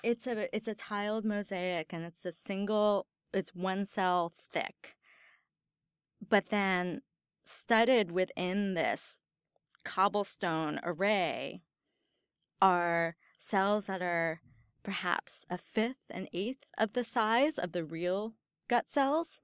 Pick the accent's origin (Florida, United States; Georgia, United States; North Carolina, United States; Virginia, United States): Virginia, United States; Northern; now in Stanford, United States; I grew up in Northern Virginia near D